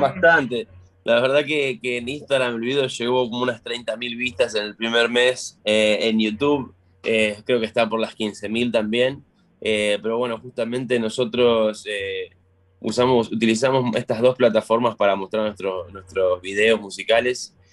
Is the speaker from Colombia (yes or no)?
no; Florencio Varela, Buenos Aires Province, Argentina; moved away; de Florencio Varela, de la provincia de la localidad de Buenos Aires, la localidad de Florencio Varela, de la provincia